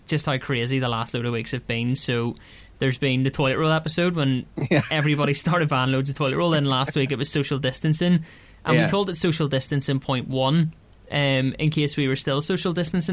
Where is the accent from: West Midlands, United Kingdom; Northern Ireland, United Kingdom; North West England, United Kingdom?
Northern Ireland, United Kingdom; Ards; I'm from Ards.